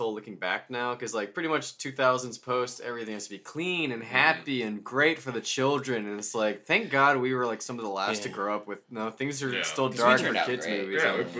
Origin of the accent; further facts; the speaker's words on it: Louisiana, United States; I'm from Louisiana.